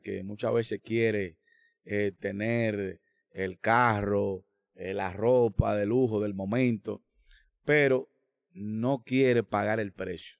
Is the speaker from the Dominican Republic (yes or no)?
yes; Dominican Republic; nosotros como dominicanos